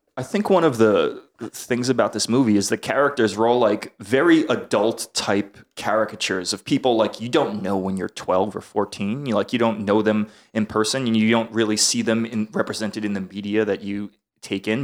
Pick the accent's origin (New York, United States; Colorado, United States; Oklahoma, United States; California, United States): New York, United States; New York City; I'm from, I'm from New York City